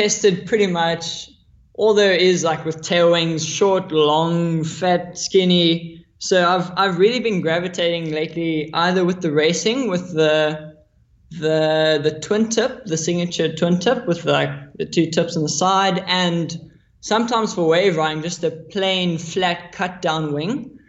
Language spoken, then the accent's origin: English; Maui, Hawaii, United States; Yeah, so I grew up in Maui, Hawaii. My parents moved there a while ago.